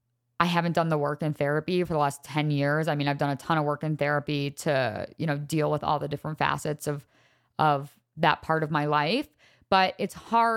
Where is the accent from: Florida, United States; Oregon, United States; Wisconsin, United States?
Wisconsin, United States; also born or lived in Laguna Niguel, California / Chicago; I was born in Laguna Niguel, California. My family moved from California to Chicago to Wisconsin all by time I was like four. So my first like real memories were probably living in Wisconsin.